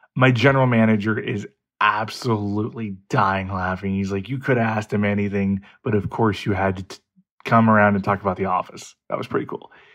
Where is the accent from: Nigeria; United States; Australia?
United States; Kansas City, Missouri; I'm from Kansas City, Missouri.